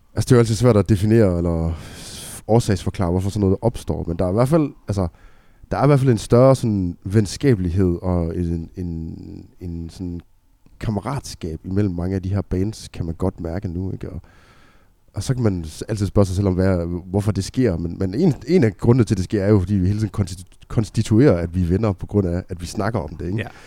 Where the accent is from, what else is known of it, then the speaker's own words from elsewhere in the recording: Aalborg, North Denmark Region, Denmark; Vi kommer fra Aalborg